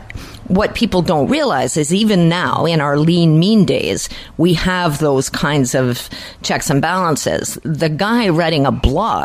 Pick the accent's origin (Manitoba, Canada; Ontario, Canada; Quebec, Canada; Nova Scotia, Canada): Quebec, Canada; I am from Quebec.